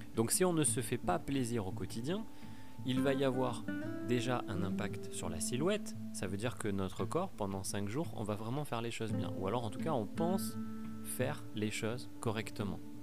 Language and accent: French; Pau, Nouvelle-Aquitaine, France; Moi, je viens du sud-ouest, je viens de Pau